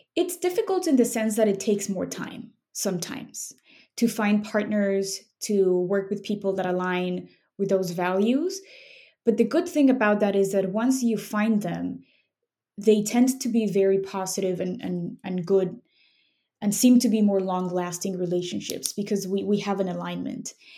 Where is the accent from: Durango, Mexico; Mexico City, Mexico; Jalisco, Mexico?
Mexico City, Mexico; moved away as an adult; now in Chicago, United States; I grew up in Mexico City and I moved to Chicago 10 years ago for school